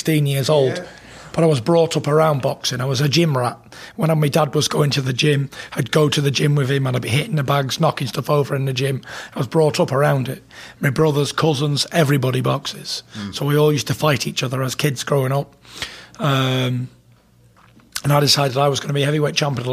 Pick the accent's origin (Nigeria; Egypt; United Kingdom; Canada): United Kingdom; England; I come from England. I've been born and raised there